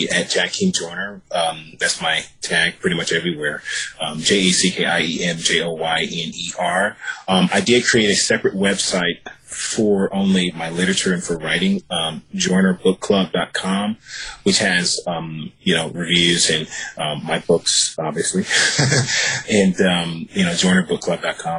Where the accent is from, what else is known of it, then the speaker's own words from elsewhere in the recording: Virginia, United States; also born or lived in New York; now in Los Angeles, United States; I'm from Virginia, and I moved to Los Angeles.